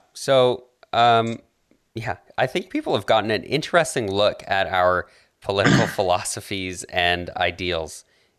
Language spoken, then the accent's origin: English; Alberta, Canada; I grew up in Alberta.